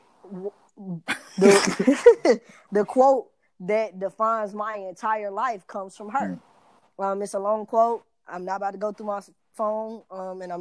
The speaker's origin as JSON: {"language": "English", "town": "Atlanta", "region": "Georgia", "country": "United States", "also_born_or_lived": "Valdosta, Georgia", "moved": "as an adult", "lives_now": "Texas, United States", "said": "I moved back home to Atlanta from Valdosta, I mean, I was home"}